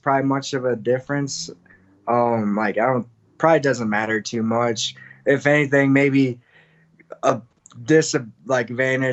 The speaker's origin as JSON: {"language": "English", "region": "Midwest", "country": "United States", "moved": "yes", "lives_now": "Denver, United States", "said": "I'm from the Midwest"}